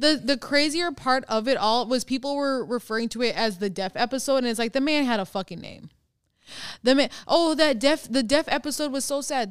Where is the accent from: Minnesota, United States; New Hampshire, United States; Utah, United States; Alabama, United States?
Minnesota, United States; now I'm from Minnesota